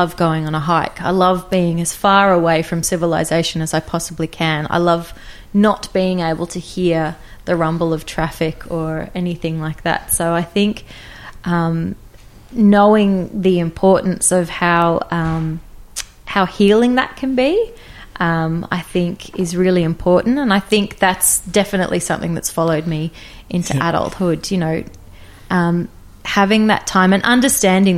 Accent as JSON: {"language": "English", "area": "Sunshine Coast hinterland", "region": "Queensland", "country": "Australia", "tie": "born or raised there", "also_born_or_lived": "Brisbane, Queensland / central New South Wales / United Kingdom", "moved": "as an adult", "said": "I grew up predominantly on the Sunshine Coast, hinterland, Mullaney"}